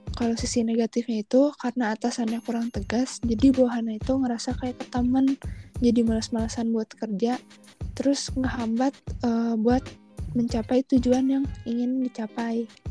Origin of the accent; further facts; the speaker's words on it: Bandung, West Java, Indonesia; aku tinggal di Bandung terus aku juga dulu SMA di SMA 5 Bandung